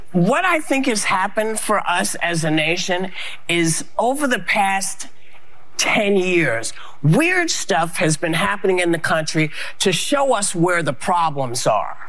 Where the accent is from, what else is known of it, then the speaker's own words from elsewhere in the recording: United States; as an American